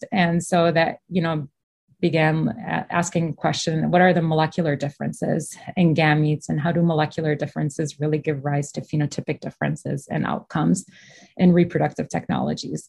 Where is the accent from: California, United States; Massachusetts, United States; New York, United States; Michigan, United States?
Michigan, United States; I was born and raised in Michigan, actually.